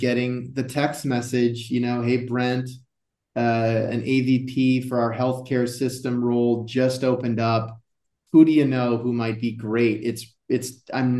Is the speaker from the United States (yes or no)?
yes; Iowa, United States; growing up in Iowa